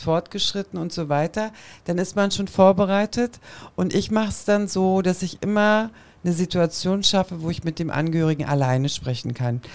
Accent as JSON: {"language": "German", "region": "Berlin", "country": "Germany", "tie": "born or raised there", "said": "ich bin in Kreuzberg groß geworden"}